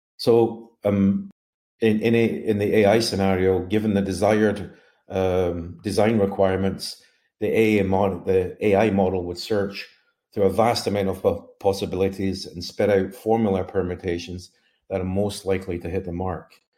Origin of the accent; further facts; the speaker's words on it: Glasgow, Scotland, United Kingdom; I hail from Mount Glasgow, Scotland